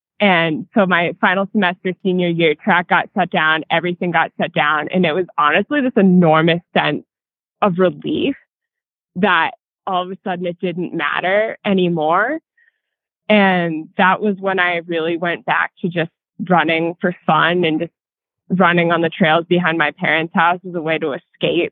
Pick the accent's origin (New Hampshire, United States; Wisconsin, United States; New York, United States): New Hampshire, United States; moved away as an adult; also born or lived in Pennsylvania; now in Durango, United States; Yeah, so I grew up in New Hampshire, and I went to college in Pennsylvania.